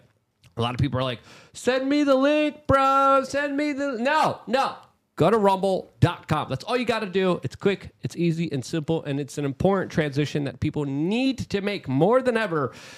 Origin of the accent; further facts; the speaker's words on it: Poland; now in United States; like my family did, like I did, because I came from Poland